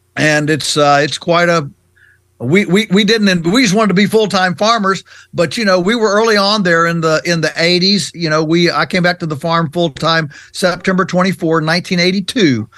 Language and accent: English; Shenandoah Valley, Virginia, United States; our farm is in Virginia's Virginia's Shenandoah Valley, which is on the western side of the state, and um, and so we're you know we're three hours from Washington D.C. We're definitely on the Atlantic, you know, the Atlantic side of the U.S. and um, you know, we came to the farm. I was just four when mom and dad bought this farm in 1961